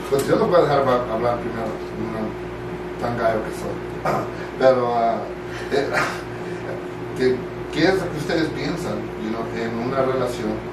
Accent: California, United States; criaron en, you Southern California, all over. LA, Orange County, Riverside, todo eso.

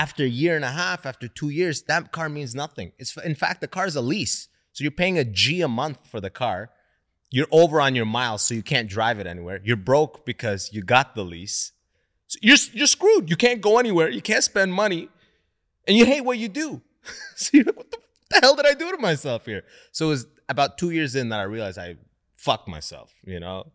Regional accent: London, Ontario, Canada; also born or lived in Sudan; I grew up in London, Ontario, mostly white people.

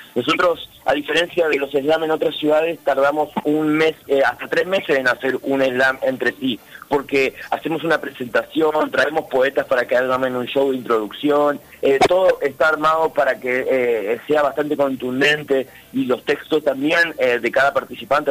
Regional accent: Misiones, Argentina; also born or lived in Río Cuarto, Córdoba; Yo nací en, Río Cuarto, Córdoba, vine muy chico a vivir a Misiones

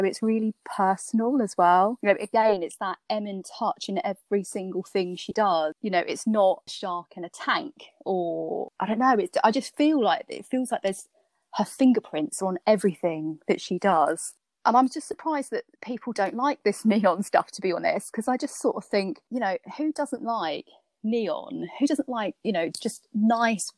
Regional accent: Norfolk, East of England, United Kingdom; I grew up in Norfolk

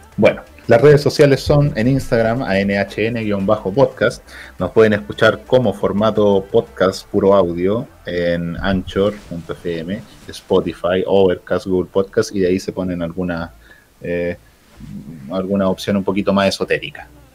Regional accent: Chile; somos chilenos

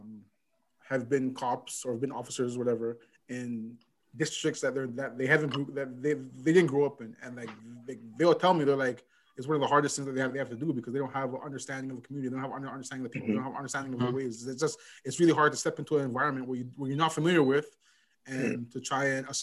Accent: Toronto, Ontario, Canada; moved away as an adult; now in Calgary, Canada; growing up in Toronto, like, you kind of learn to kind of walk around a certain way. You know what I mean? Like I grew up in Galloway

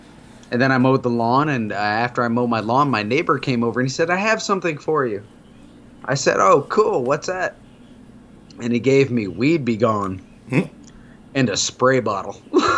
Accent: Arizona, United States; moved away; I grew up in Arizona. We had rocks for decoration. We didn't have grass. You had different color gravel.

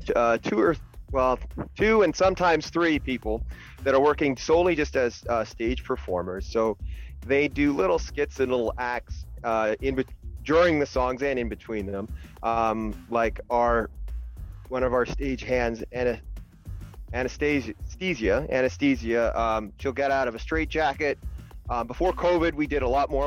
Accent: Burlington, Ontario, Canada; I'm from Burlington, Ontario

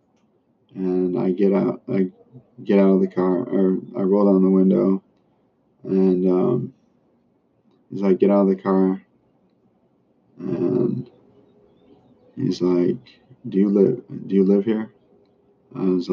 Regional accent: Philippines; moved away; I grew up in the Philippines

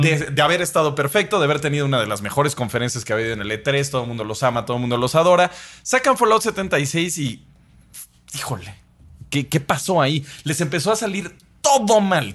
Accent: Mexico

